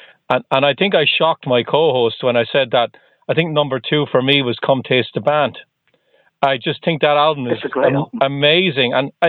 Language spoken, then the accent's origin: English; Ireland; now in Boston, United States; I'm just outside of Boston in the US, but I'm originally from Ireland.